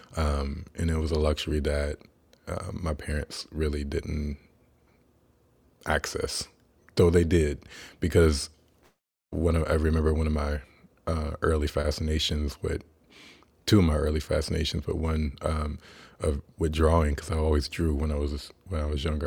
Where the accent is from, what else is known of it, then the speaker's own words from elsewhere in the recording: Kansas, United States; I was born in Kansas